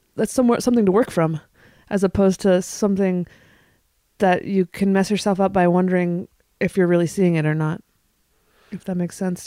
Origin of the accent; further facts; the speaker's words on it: Northern California, United States; now in Portland, United States; I live in Portland, Oregon. I'm from Northern California.